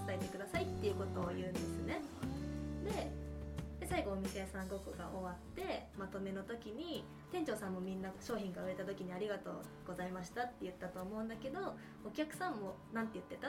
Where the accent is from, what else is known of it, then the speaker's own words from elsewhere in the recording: Tomakomai, Hokkaido, Japan; 私も苫小牧です。